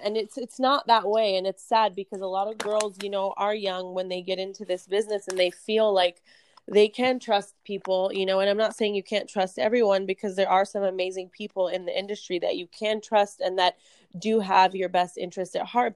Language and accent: English; Florida, United States; moved away as an adult; also born or lived in New Jersey / California; now in Las Vegas, United States; I'm actually originally from New Jersey. I grew up in Florida